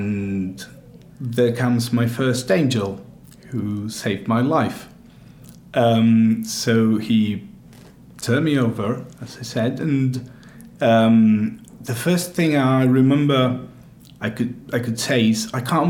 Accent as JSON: {"language": "English", "country": "Argentina", "moved": "yes", "lives_now": "United Kingdom", "said": "I'm from Argentina."}